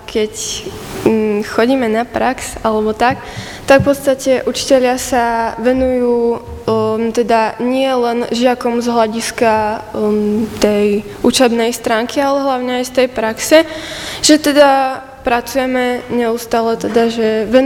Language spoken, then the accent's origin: Slovak; Podlužany, Trenčín Region, Slovakia; Pochádzam z Podlužian, teda konkrétne okres Banovce nad Bebravou.